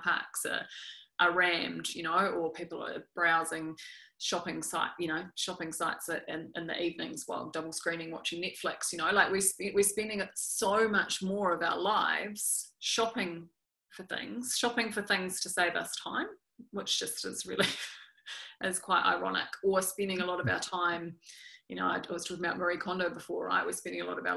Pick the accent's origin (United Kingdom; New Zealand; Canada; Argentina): New Zealand; accent: New Zealand; when I was growing up in New Zealand